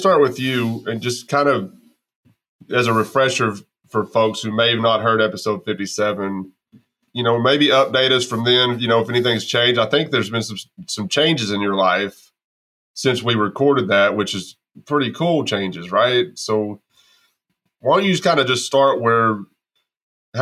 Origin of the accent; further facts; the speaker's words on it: Texas, United States; moved away; also born or lived in Arkansas; I'm being from Texas